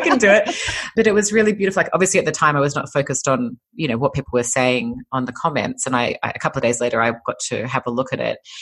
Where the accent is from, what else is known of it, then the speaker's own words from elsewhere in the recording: Sydney, New South Wales, Australia; moved away as an adult; now in California, United States; I'm Australian. I come from Sydney, Australia. I've been living in California for almost five years now, but um, grew up in Sydney